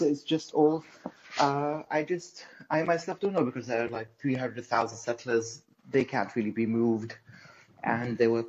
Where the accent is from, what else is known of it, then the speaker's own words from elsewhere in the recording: Tel Aviv, Tel Aviv District, Israel; now in United States; I'm from Tel Aviv.